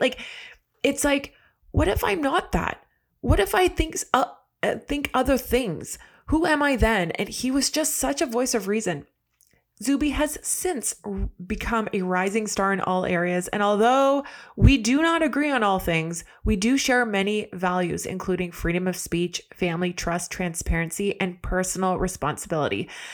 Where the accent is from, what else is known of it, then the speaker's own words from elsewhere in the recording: Canada; I'm Canadian